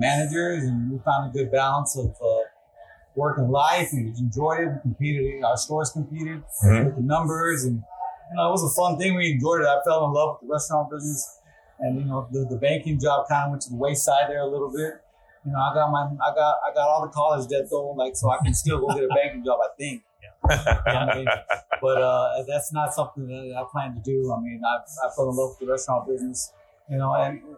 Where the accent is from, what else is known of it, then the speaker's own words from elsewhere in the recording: Dundee, Florida, United States; We both grew up in Haines City, actually in Dundee